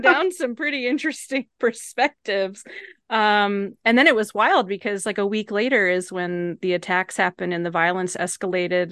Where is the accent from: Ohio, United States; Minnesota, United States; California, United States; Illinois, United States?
Illinois, United States; Evanston; moved away; also born or lived in Oak Park, Illinois / Atlanta, Georgia; I grew up in Evanston